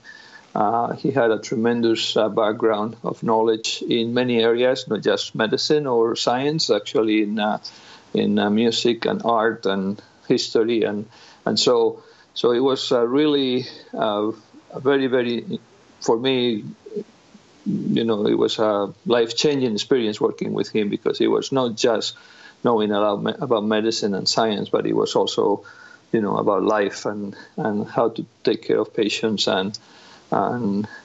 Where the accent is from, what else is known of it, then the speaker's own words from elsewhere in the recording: Spain; moved away as an adult; also born or lived in Granada / Madrid; now in Iowa, United States; I'm originally from Spain